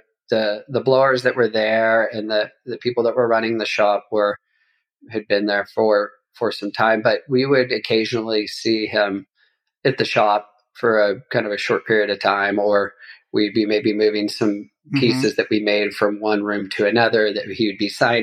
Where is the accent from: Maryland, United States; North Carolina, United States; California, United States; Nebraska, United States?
California, United States; Bakersfield; I grew up in Bakersfield and San Joaquin